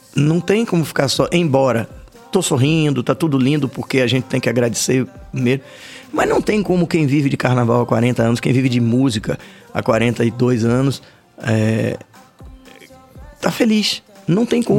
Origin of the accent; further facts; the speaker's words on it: Salvador, Bahia, Brazil; como soteropolitanos